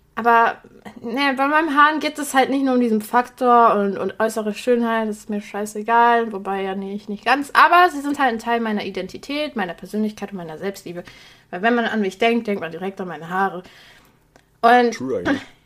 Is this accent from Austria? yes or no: no; Poland; moved away; ich stamme aus Polen